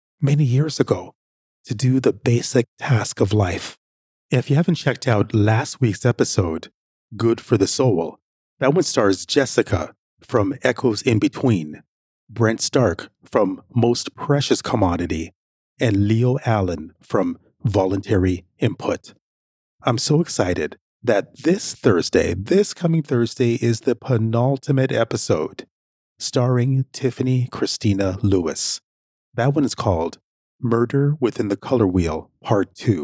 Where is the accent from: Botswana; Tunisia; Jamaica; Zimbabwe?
Jamaica; now in Canada; Where I'm from, I'm originally from Jamaica.